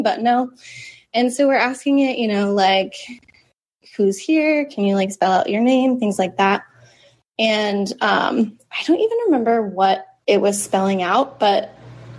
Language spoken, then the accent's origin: English; Colorado, United States; I grew up in Colorado in the mountains